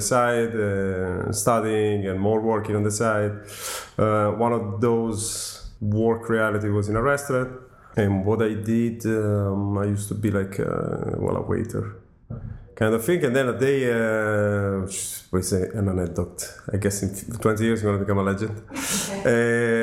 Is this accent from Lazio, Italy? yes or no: no; Milan, Lombardy, Italy; English is a second language; moved away as an adult; also born or lived in Los Angeles, United States; everything began in Milano, my, my hometown. I'm Italian, 39, from Milano.